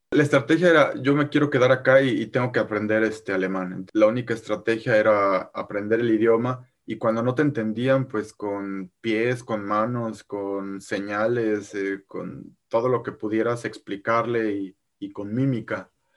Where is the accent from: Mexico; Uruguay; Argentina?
Mexico; moved away as an adult; now in Germany; cuando voy estoy con mi chip mexicano, digo yo, y manejo como mexicano